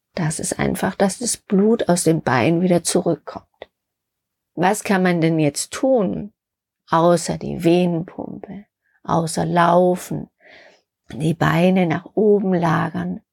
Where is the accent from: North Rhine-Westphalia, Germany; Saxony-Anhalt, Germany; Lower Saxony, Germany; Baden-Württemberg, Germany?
Baden-Württemberg, Germany; Stuttgart; in Schwaben, Stuttgart, wo ich herkomme